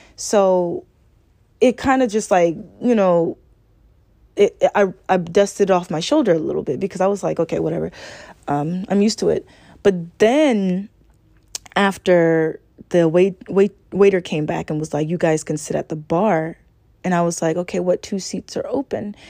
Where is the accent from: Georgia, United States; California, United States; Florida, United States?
Georgia, United States; Augusta; I'm a Southern girl. I was born and raised in Augusta, Georgia